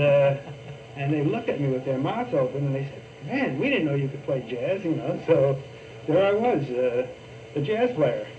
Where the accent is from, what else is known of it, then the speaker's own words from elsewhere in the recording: New York City, New York, United States; I was born in Brooklyn, New York